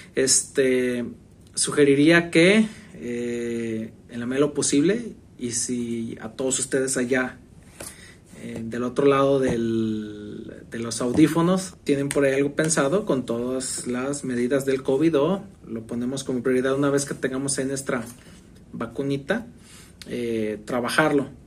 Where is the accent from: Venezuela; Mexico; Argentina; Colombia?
Mexico; nos identificamos como, pues, mexicanos.